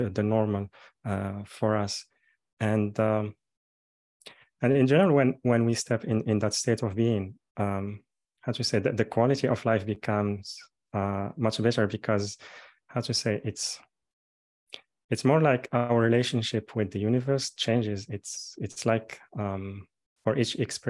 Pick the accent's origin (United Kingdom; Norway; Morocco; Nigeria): Morocco; I'm born and raised in Morocco, and I'm calling now from here.